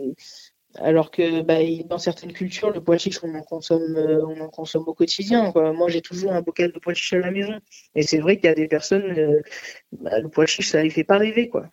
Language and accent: French; Nice, Provence-Alpes-Côte d'Azur, France; moved away; also born or lived in Paris; je suis niçoise, euh, origine euh, arménienne et sicilienne, donc euh, le pois chiche, j'en ai mangé pendant mon enfance avec la soca, la panisse à Nice